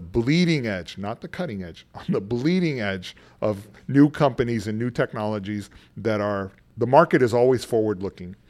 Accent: San Antonio, Texas, United States; moved away as an adult; I grew up in San Antonio, Texas, on the west side, a poor kid

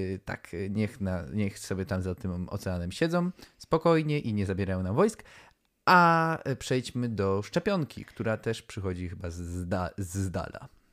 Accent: Poland

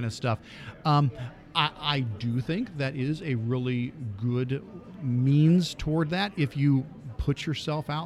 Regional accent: Northeast Ohio, United States; I'm from Northeast Ohio, and I'm a technology integration guy up there.

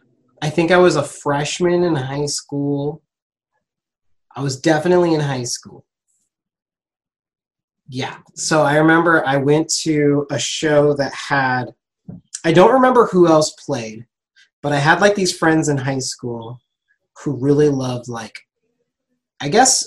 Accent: Ontario, California, United States; Ontario, California.

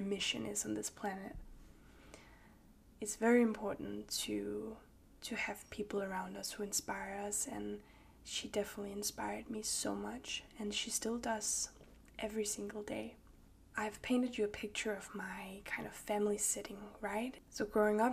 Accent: Copenhagen, Capital Region of Denmark, Denmark; also born or lived in Danish countryside; I grew up in Copenhagen, the capital of Denmark

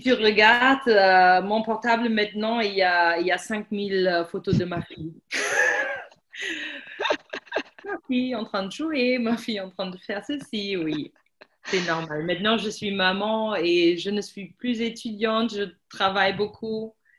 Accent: Germany; French is a second language; also born or lived in Paris, France; moi je suis allemande

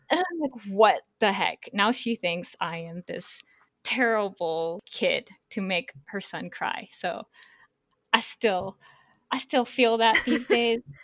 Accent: Northern California, United States; I grew up in Northern California

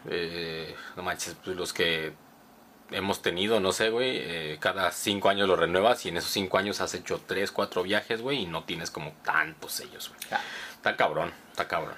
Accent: Cuernavaca, Morelos, Mexico; Yo soy el de Cuernavaca

